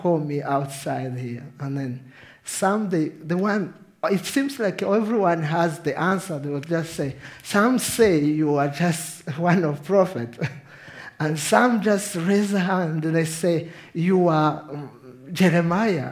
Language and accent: English; Rwanda; English is a second language; I'm from Rwanda. So my English sometimes is a third language for me. But you understand my accent